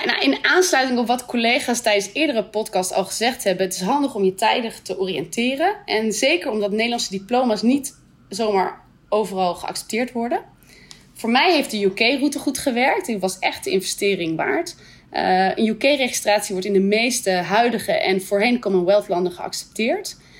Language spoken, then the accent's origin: Dutch; Netherlands; moved away as an adult; also born or lived in Canada / Scotland; now in Brunei; verhuizen we terug naar Nederland.